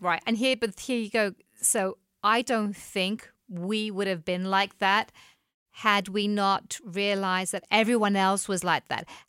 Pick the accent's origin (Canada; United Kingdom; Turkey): United Kingdom; England; moved away as an adult; back home in England